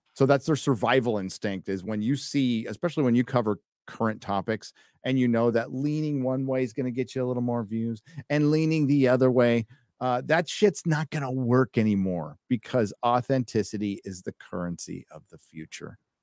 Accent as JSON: {"language": "English", "country": "United States", "tie": "born or raised there", "said": "I was born in America."}